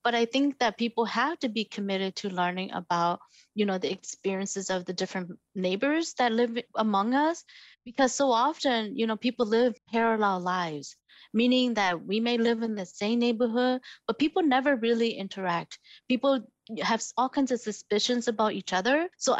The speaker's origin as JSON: {"language": "English", "town": "Minneapolis", "region": "Minnesota", "country": "United States", "tie": "born or raised there", "also_born_or_lived": "Northern Laos / Ban Vinai refugee camp, Thailand", "moved": "yes", "lives_now": "Milwaukee, United States", "said": "I know that there are a lot of spaces where I'm the only Asian person or the only person of color. I grew up in the Midwest, so I'm very used to that."}